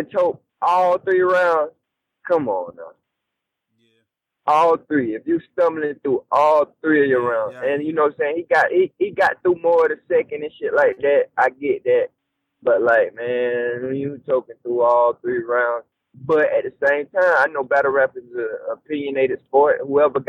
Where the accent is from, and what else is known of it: the South, United States; accent: southern country